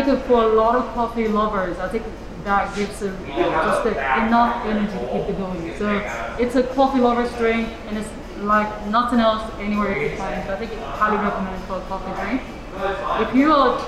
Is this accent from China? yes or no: yes; China; now in Kansas City, United States; I'm from China, so we're the birthplace of the tea